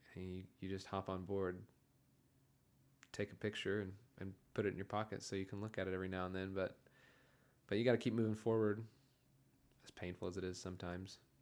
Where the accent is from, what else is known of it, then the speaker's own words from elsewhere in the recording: Springdale, Arkansas, United States; growing up in Springdale